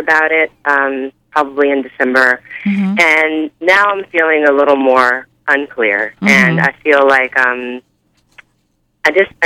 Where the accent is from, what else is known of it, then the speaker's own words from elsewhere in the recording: Bay Area, California, United States; now in New York, United States; I'm from the Bay Area